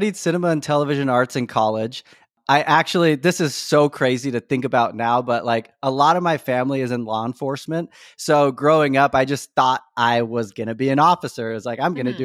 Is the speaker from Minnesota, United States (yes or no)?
no; Elk Grove, California, United States; also born or lived in Whittier, California; originally, I'm from Whittier, California, but I moved to the Sacramento area, specifically Elk Grove, when I was about 9.